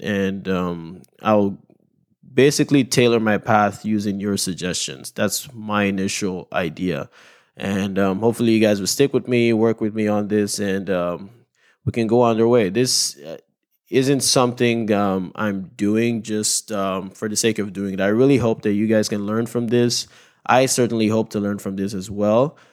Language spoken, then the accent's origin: English; Nigeria; moved away; my home country of Nigeria.